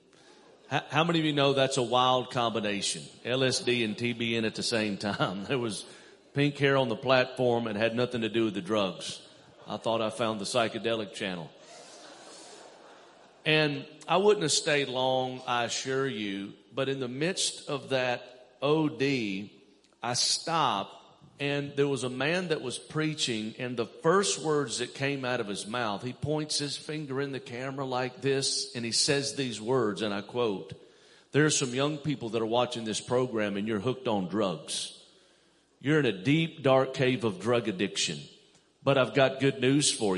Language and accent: English; Mobile, Alabama, United States; I'm originally from Mobile, Alabama, down south